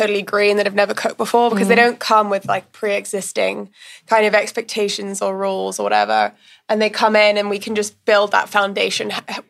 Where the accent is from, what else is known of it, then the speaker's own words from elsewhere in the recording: India; also born or lived in Middle East; Like I grew up in India and in the Middle East, and I will choose Indian food or, you know, or Vietnamese or Lebanese or anything any day.